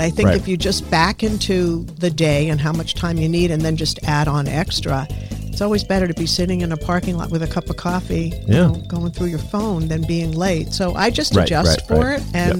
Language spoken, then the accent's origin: English; New York City, New York, United States; moved away; also born or lived in Yonkers, New York / Massachusetts; growing up in the Bronx and then Yonkers, as you're heading back to Massachusetts where we lived